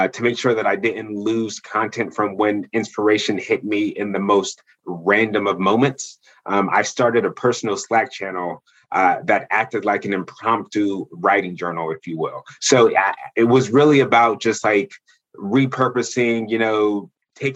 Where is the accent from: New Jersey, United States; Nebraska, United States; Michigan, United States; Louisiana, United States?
New Jersey, United States; born and raised in South Jersey